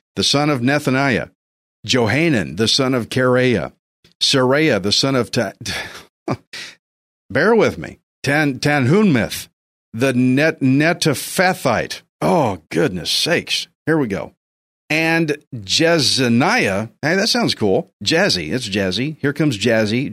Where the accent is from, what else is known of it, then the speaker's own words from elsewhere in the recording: Texas, United States; I'm a Texan, I'm a redneck